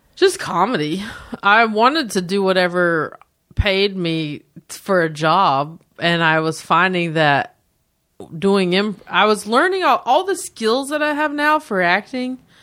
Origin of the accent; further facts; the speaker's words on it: a town near Charlotte, North Carolina, United States; accent: thick; moved away as an adult; now in Los Angeles, United States; my hometown's great